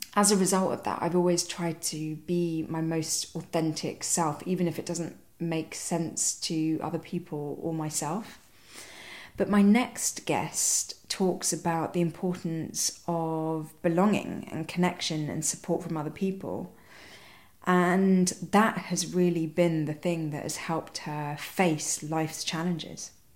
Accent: London, United Kingdom; I was born in London. I've hardly been to Sri Lanka. I can't speak the language, um, can't read the writing. Uh, you know, I very much don't know anything about my country of origin. And then, sort of growing up in London

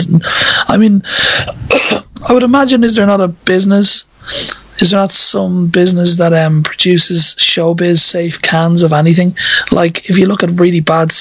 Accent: Ireland; I'm Irish, so it's kind of a social thing where you grow up most definitely living in that, you know, environment where all social interaction occurs around a pub or an off-license.

